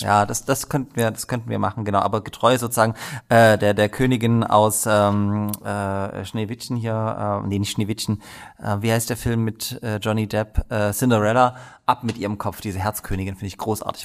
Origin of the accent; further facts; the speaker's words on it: Dresden, Saxony, Germany; ich komme auch aus Dresden